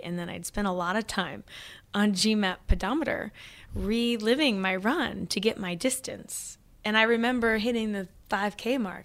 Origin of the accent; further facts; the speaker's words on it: Missouri, United States; moved away as an adult; also born or lived in Oklahoma / Springfield, Missouri / Hermann, Missouri; now in New York City, United States; I was born in Oklahoma, raised in Missouri, now living in New York City